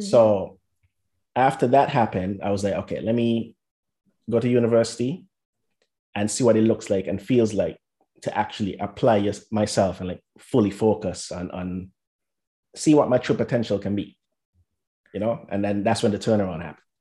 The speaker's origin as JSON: {"language": "English", "country": "St. Kitts & Nevis", "tie": "born or raised there", "moved": "as an adult", "lives_now": "United States", "said": "I'm originally from St. Kitts and Nevis"}